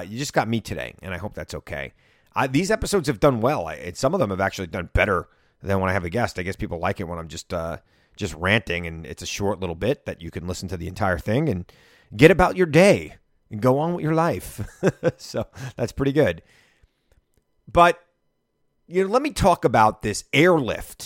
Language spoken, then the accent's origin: English; United States; I'm not a British citizen. I'm an American.